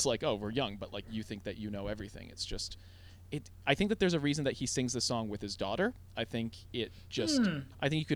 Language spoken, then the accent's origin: English; Toronto, Ontario, Canada; growing up in Toronto